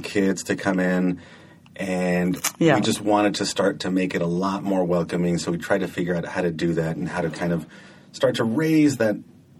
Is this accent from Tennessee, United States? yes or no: no; San Jose, California, United States; In San Jose.